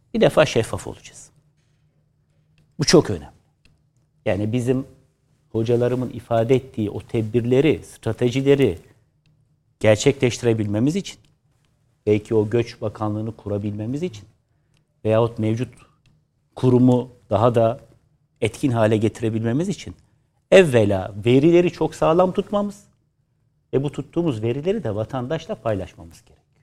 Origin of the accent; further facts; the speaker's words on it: Istanbul, Turkey; doğma büyüme Fatihli